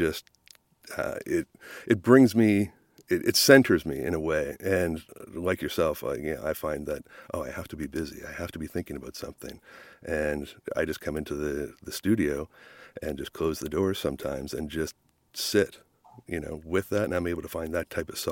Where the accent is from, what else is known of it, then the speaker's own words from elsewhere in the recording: Nova Scotia, Canada; growing up in Nova Scotia